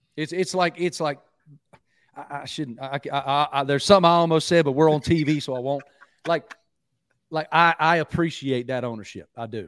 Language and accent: English; Southwest Virginia, United States; moved away; I'm from Southwest Virginia originally, grew up going to Virginia Tech games with my dad